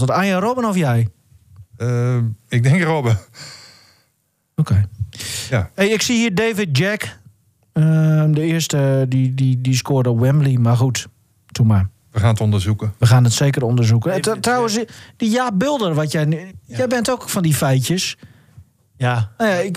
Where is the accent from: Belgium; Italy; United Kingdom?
Italy; Ik ben Italiaan.